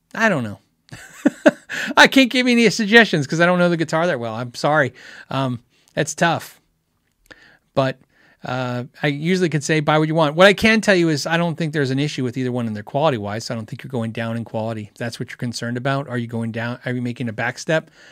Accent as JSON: {"language": "English", "country": "United States", "also_born_or_lived": "Phoenix, Arizona", "said": "As an American, as a person who lives in, in Phoenix, Arizona"}